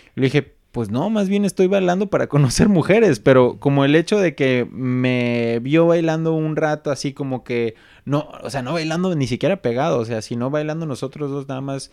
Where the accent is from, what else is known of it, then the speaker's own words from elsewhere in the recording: Mexico; now in Germany; creciendo en México